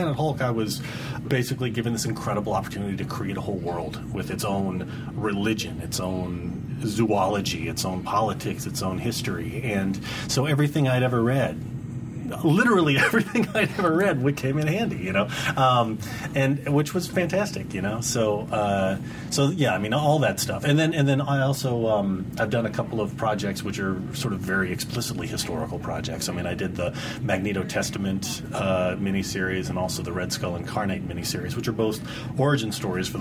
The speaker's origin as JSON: {"language": "English", "town": "Dallas", "region": "Texas", "country": "United States", "tie": "born or raised there", "said": "I grew up in Dallas, Texas, you know, and I had a very sort of kind of classic outdoor American childhood"}